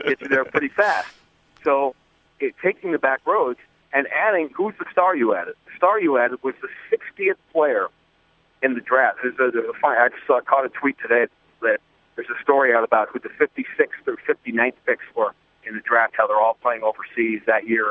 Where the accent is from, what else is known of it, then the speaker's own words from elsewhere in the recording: New York, United States; moved away; I grew up in New York